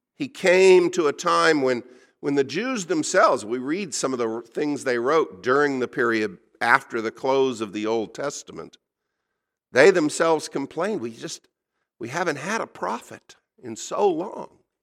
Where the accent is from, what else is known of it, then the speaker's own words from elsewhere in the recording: United States; I'm an American.